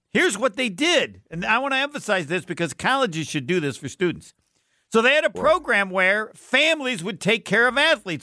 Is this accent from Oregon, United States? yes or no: no; Indiana, United States; moved away as an adult; also born or lived in Arizona; I'm from Indiana, I'm at Arizona